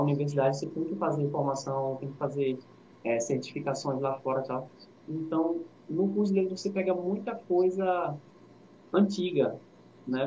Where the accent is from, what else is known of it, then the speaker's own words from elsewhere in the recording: Recife, Pernambuco, Brazil; eu sou do Recife, sou do Janga